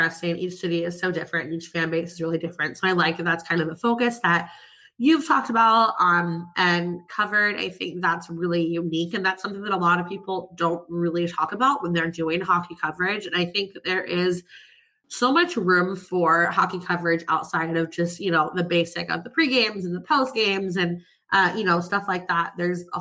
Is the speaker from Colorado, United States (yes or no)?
no; outside of Philadelphia, Pennsylvania, United States; I grew up like outside of Philadelphia and going to Flyers games